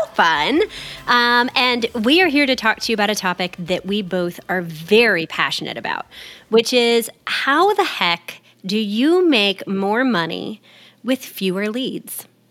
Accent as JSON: {"language": "English", "region": "Texas", "country": "United States", "said": "I'm from Texas."}